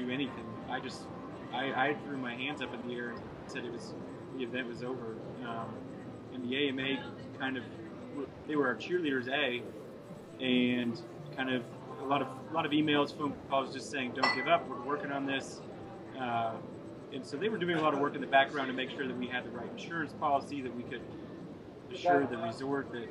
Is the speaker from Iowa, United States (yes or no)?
yes; Iowa, United States; moved away as an adult; now in Montana, United States; I'm actually from Iowa. Moved out here after college